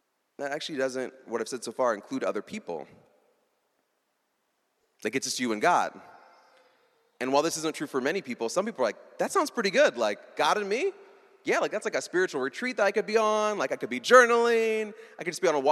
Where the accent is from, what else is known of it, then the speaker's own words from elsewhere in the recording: Iowa, United States; I was raised in Iowa